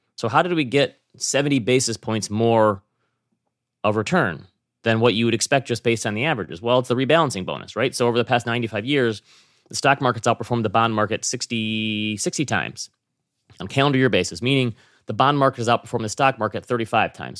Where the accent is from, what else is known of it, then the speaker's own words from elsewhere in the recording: Midwest, United States; I come from the Midwest where people are generally pretty nice.